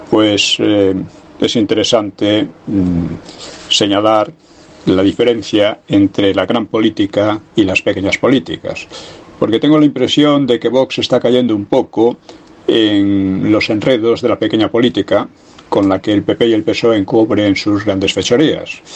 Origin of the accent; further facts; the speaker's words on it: Valencian Community, Spain; ¿Sabes lo que pasa? Que es que yo soy de la Comunidad Valenciana.